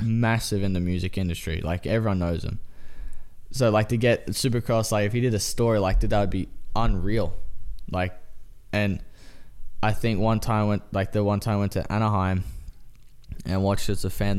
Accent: Australia; now in United States; I'm Australian.

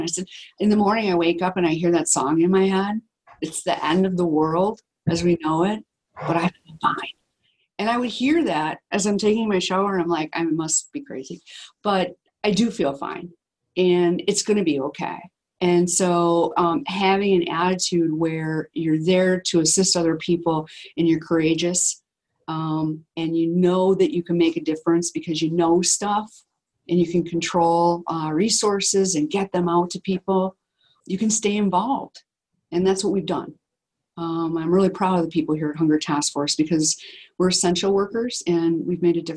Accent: Wisconsin, United States; we're from Wisconsin

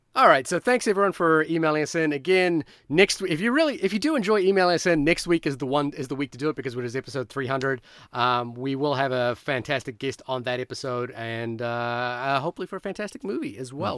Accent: Fiji; moved away; when I was growing up in Fiji

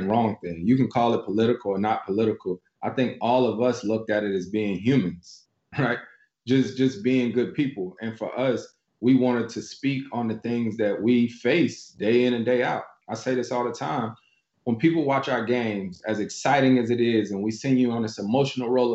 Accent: North Carolina, United States; moved away; my home state of North Carolina

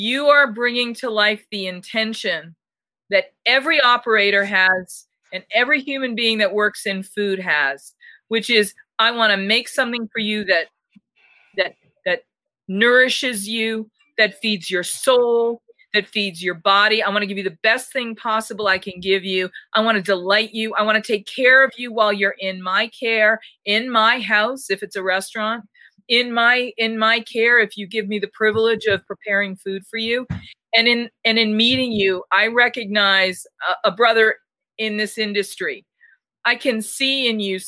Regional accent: Boston, Massachusetts, United States; I'm from Boston

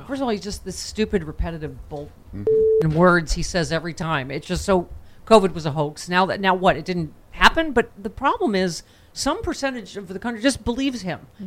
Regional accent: Buffalo, New York, United States; my hometown, Buffalo

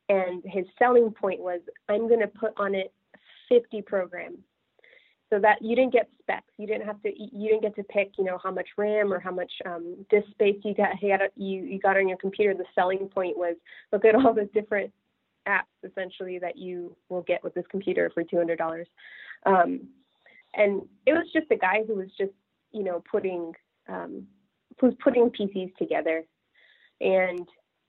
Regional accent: California, United States; And I grew up in California, but I had no idea that Apple was just, you know, a 6 or 7 hour drive away.

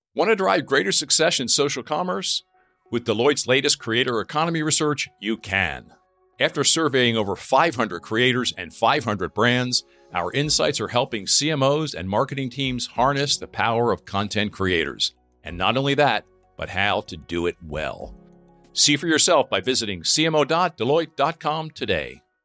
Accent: near Penn National, Pennsylvania, United States; I grew up near Penn National, and when I was younger, I used to go to the racetrack

